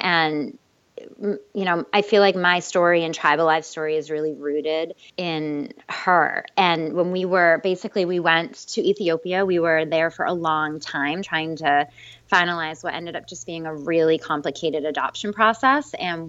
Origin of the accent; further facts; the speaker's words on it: East Coast, United States; now in Fort Worth, United States; So we live in Fort Worth, Texas now. I'm originally from the East Coast, but we've been in Texas for about 5 years now, I think.